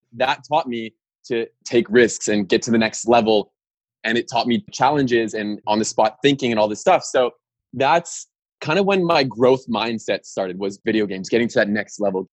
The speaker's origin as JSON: {"language": "English", "town": "Winnipeg", "region": "Manitoba", "country": "Canada", "tie": "born or raised there", "also_born_or_lived": "Australia / Norway", "moved": "as an adult", "said": "I was raised in Winnipeg, Manitoba"}